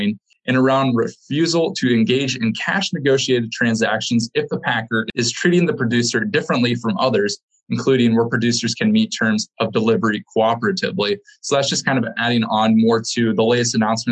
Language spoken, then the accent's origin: English; Midwest, United States; moved away; my hometown area, as I'm no longer there right now